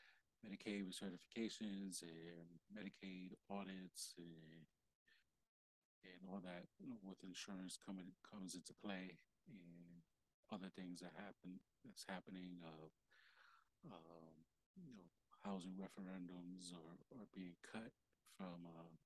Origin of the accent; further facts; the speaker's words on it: New York, United States; moved away; also born or lived in Delaware; I'm from New York